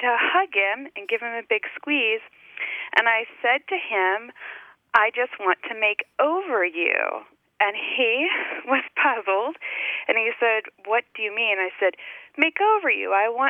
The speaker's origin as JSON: {"language": "English", "region": "Texas", "country": "United States", "tie": "born or raised there", "also_born_or_lived": "Indiana", "moved": "yes", "lives_now": "Grove City, Pennsylvania, United States", "said": "I grew up in Texas, and both, I was born in Indiana, so I'm a Hoosier growing up in Texas, but both of my mom and my dad's people are from Kentucky and Louisiana."}